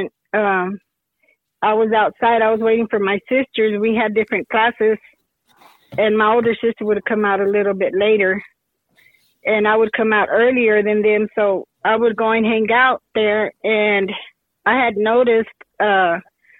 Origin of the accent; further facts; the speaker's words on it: Lovington, New Mexico, United States; now in Hobbs, United States; right now I live in Hobbs, New Mexico, which is about 30 miles out of Lovington, New Mexico, where I was born and raised